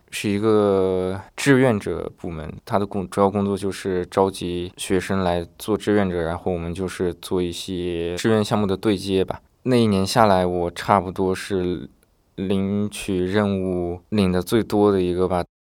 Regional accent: a poor county in Northwest China, China; moved away as an adult; also born or lived in Beijing; 我们学校来自我们现在的人就我一个

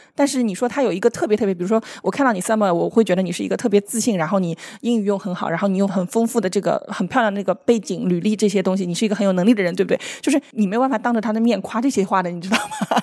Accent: Shanghai, China; 用我们上海人的话来说

